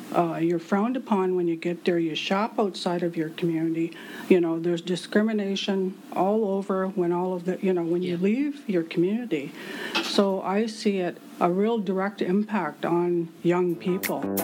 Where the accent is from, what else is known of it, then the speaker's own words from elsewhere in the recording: Walpole Island First Nation, Ontario, Canada; my hometown, which is Walpole Island First Nation or where the rivers divide